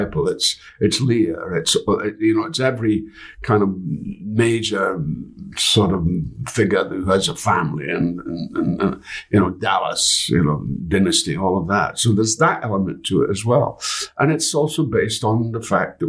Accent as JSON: {"language": "English", "country": "United Kingdom", "said": "I'm a Brit"}